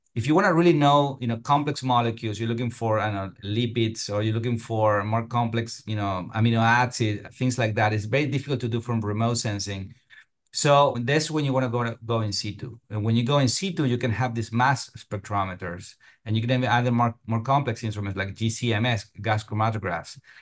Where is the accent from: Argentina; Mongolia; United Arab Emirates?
Argentina; moved away as an adult; also born or lived in Europe; now in United States; I'm from Argentina originally